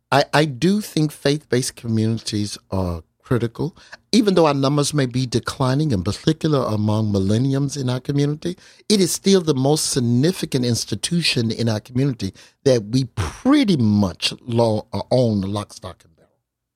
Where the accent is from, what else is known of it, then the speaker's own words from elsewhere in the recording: Albany, Georgia, United States; there are things that were very, very similar to my growing up in Albany, Georgia, in Deep South.